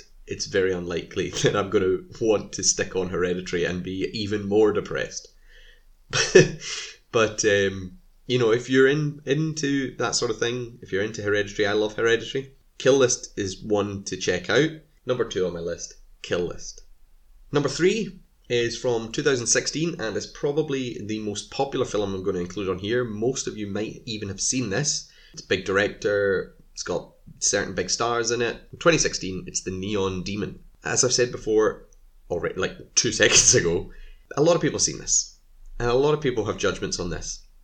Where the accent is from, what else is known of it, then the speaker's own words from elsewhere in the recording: Scotland, United Kingdom; I am Scottish, so if anyone's wondering why I say film and not film, I don't know, that's just how we say it here.